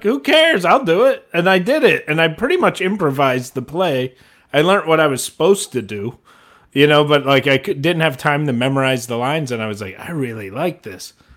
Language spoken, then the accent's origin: English; Ohio, United States; moved away; I grew up in Ohio